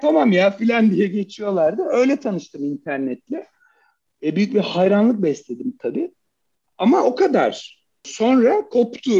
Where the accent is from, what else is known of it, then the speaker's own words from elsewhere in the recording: Turkey; erkeksiz bir yerde Türkiye gibi bir toplumda büyümek